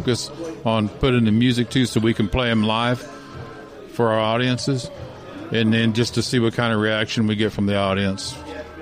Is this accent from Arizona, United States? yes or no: yes; Phoenix, Arizona, United States; now in Florida, United States; I'm originally from Phoenix, Arizona, and I moved down to Florida in about 1983.